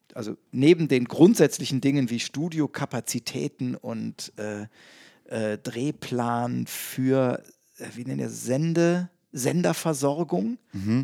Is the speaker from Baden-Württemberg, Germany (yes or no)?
no; Bonn / Cologne area, North Rhine-Westphalia, Germany; nach Bonn verlagern oder nach Köln verlagern, also mehr in meine Heimat